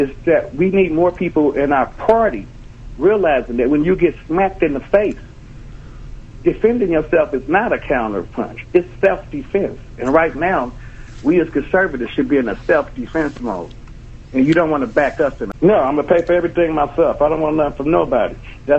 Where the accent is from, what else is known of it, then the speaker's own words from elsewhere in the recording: Los Angeles, California, United States; moved away; I'm from South Central. I'm from literally the ghetto. I worked my way to this position as a black American conservative. I'm not an African American.